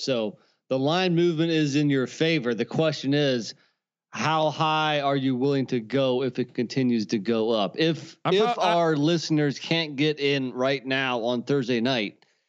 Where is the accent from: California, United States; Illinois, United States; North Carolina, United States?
North Carolina, United States; it's a shame that my home state of North Carolina is behind Virginia.